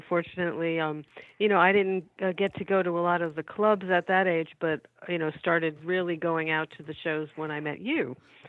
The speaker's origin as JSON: {"language": "English", "region": "New Jersey", "country": "United States", "tie": "born or raised there", "said": "Oh, yeah. So well, New Jersey."}